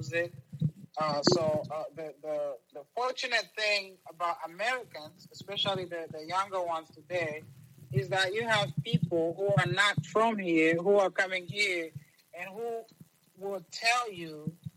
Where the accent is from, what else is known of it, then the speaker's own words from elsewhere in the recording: Lusaka, Lusaka Province, Zambia; also born or lived in Kigali, Rwanda; now in United States; I grew up in Lusaka, Zambia